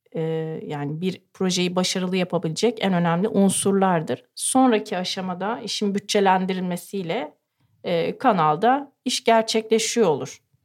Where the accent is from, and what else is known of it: Ankara, Turkey